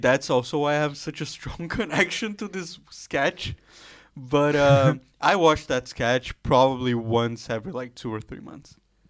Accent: Brazil; moved away; I'm actually from Brazil

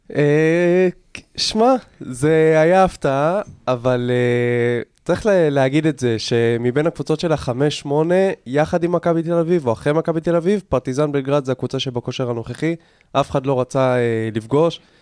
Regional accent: Israel; אנחנו כישראלים

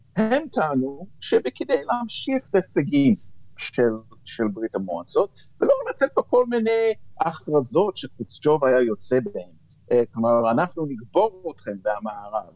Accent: United States; now in Israel; כנער שגדל בשנות ה-60 וה-70 אה, במערב, בארצות הברית

